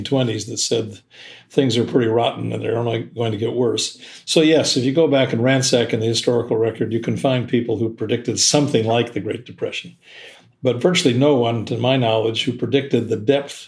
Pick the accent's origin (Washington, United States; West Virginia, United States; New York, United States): Washington, United States; Seattle; my hometown of Seattle